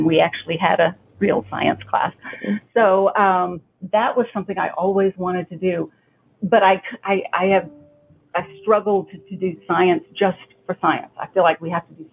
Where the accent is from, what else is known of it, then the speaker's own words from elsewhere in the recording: Yukon, Oklahoma, United States; I am an Oki native. Mm-hmm. I have been here my whole life.